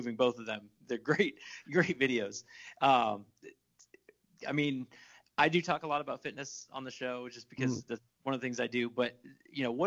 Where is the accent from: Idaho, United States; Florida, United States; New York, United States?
Florida, United States; I'm from Florida